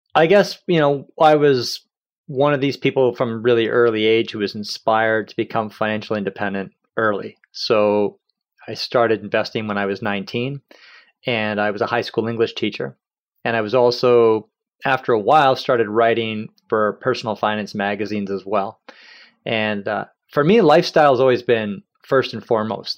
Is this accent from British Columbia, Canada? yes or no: yes; Kamloops, British Columbia, Canada; also born or lived in Victoria, British Columbia / Courtenay, British Columbia / Campbell River, British Columbia; I grew up in Kamloops